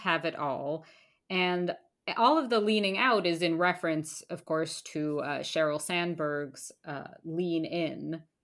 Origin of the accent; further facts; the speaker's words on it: United States; now in Toronto, Canada; I am American